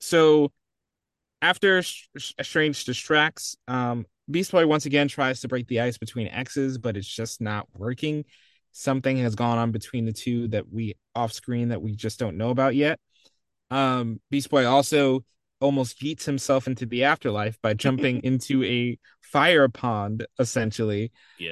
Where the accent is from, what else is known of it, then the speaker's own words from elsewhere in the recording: California, United States; I'm from California.